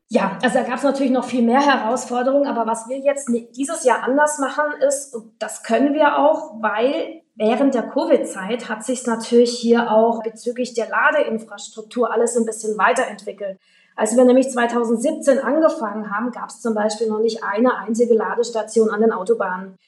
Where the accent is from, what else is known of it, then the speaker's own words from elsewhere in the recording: Freiburg, Baden-Württemberg, Germany; moved away as an adult; now in Morocco; eigentlich Freiburgerin